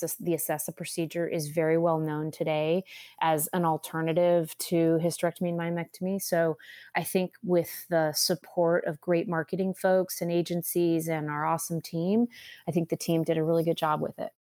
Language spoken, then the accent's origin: English; California, United States; moved away as an adult; now in Austin, United States; I'm from California, that's right. I was in Southern California for many years, almost my entire career